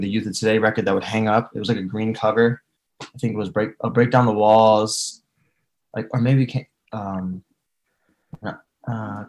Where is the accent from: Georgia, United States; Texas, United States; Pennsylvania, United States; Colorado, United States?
Pennsylvania, United States; Allentown; I was born in Sacred Heart Hospital on 4th Street in Allentown, Pennsylvania in 1994